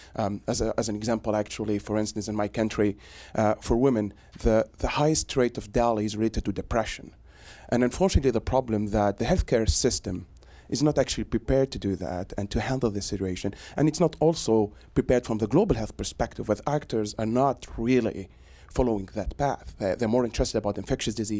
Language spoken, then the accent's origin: English; Tunisia; now in Boston, United States; I am actually from the other side of Africa. I'm from Tunisia, and a faculty at Harvard Medical School.